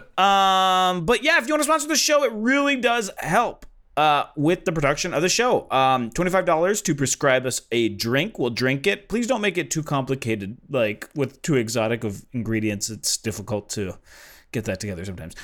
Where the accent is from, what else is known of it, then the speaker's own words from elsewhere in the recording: Los Angeles, California, United States; I'm from L